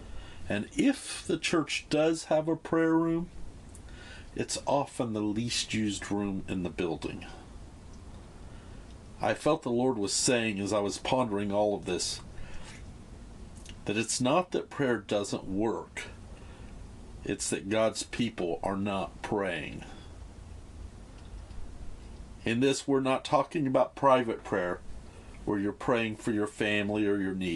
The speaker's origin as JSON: {"language": "English", "country": "United States", "moved": "yes", "said": "in my home country"}